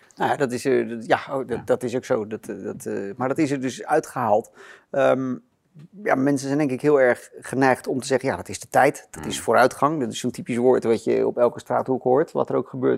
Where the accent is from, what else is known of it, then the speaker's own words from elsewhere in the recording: Rotterdam, South Holland, Netherlands; Ik ben in Rotterdam geboren